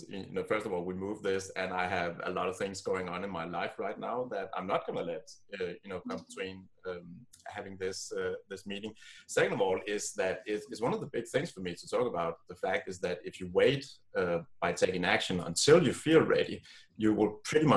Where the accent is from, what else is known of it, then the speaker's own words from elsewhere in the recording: Copenhagen, Capital Region of Denmark, Denmark; I grew up here in Copenhagen, in Denmark